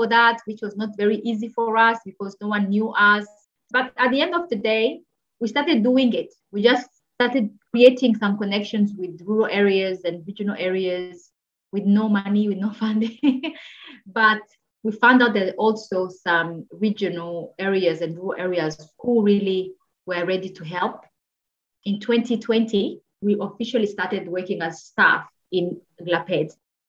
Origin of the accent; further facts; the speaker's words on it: DR Congo; born there; English is a second language; Myself, I speak more than 6 languages. I was born in the Congo, so I speak Swahili, I speak Lingala, I speak French, I speak Kinyarwanda.